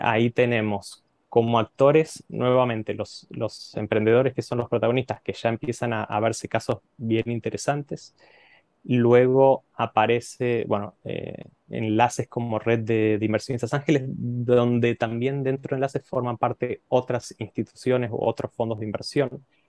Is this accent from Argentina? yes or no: yes; Argentina; soy argentino, estudié la carrera de economía eh, en la Universidad de Buenos Aires